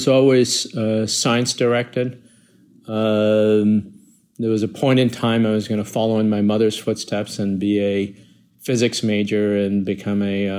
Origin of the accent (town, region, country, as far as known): Iowa City, Iowa, United States; born or raised there; moved away as an adult; also born or lived in Bangladesh